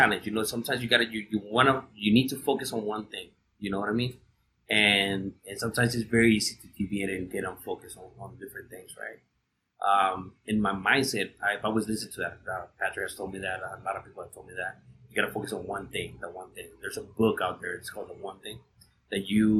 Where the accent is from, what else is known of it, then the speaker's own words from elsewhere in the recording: Ciudad Juárez, Chihuahua, Mexico; I grew up in Juarez